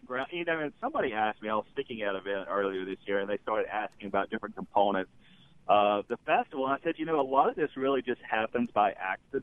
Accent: Florence, Mississippi, United States; now in Greenville, United States; we're actually from Florence, Mississippi, which is just south of Jackson.

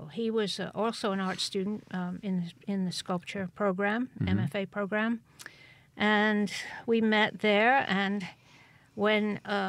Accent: Cheltenham, South West England, United Kingdom; born there; Yeah, in Gloucestershire, which is about 100 miles due west of London, close to Wales. And I went to art school in England.

